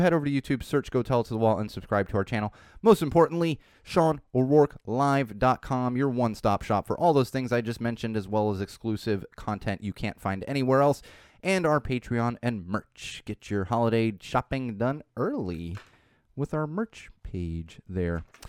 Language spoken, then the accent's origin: English; San Diego, California, United States; from San Diego where I grew up as a teenager